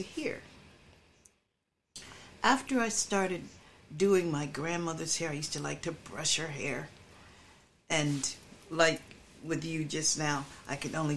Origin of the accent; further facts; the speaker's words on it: Philadelphia, Pennsylvania, United States; also born or lived in Willow Grove, Pennsylvania; when I moved with my mother from Willow Grove with my uncle, my aunt and uncle, with my mother when she bought a house on 18th Street in Philadelphia